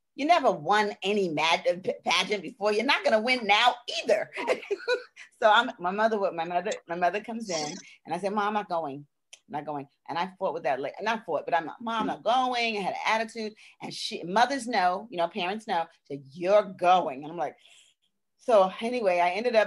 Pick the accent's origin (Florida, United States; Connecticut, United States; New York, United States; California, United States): New York, United States; New York City; I was born and raised in Brooklyn, in Brownsville, in the projects